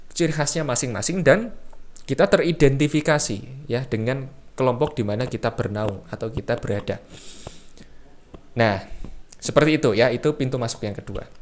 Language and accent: Indonesian; Semarang, Central Java, Indonesia; saya orang Semarang, tentu saja cara berperilaku saya, berpikir mungkin ya, berkebudayaan saya akan berbeda dengan orang Jakarta atau orang Surabaya.